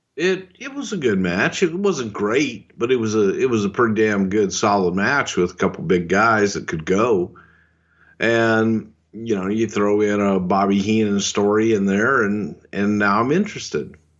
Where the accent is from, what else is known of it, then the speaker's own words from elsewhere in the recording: Texas, United States; I'm a goddamn Texan. I'm as Southern as it fucking gets.